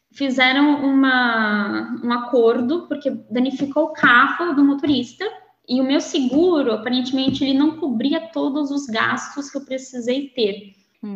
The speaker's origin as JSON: {"language": "Portuguese", "region": "São Paulo", "country": "Brazil", "also_born_or_lived": "Netherlands / Austria / London", "moved": "as an adult", "lives_now": "Braga, Portugal", "said": "Eu sou de São Paulo, capital."}